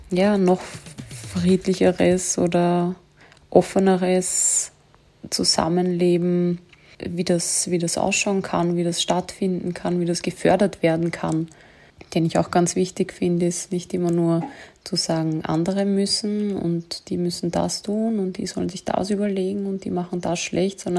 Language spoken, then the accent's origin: German; Vienna, Austria; also born or lived in Germany; Dass Wien meine Heimat ist. Also ich bin in Wien geboren und aufgewachsen. Bin dann mit 15, 16 nach Deutschland gegangen, um meine fußballerische Karriere voranzutreiben und bin dann nach den vier Jahren zurückgekommen